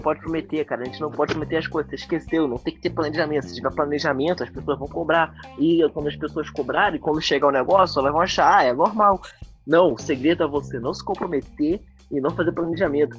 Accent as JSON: {"language": "Portuguese", "country": "Brazil", "said": "a gente é nerd brasileiro, cara. Nós somos brasileiros"}